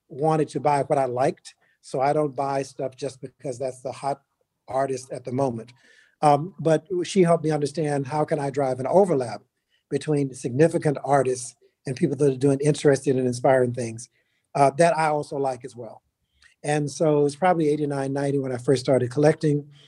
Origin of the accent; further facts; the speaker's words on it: New York, United States; given that I came from New York, from you know decades in New York to just years in DC